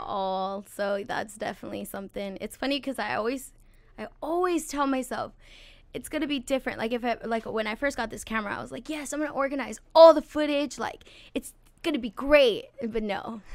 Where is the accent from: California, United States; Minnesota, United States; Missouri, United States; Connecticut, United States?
California, United States; Santa Maria; also born or lived in Lompoc, California; I was born in Santa Maria, um, and then I we moved to Lompoc when I was about like eight years old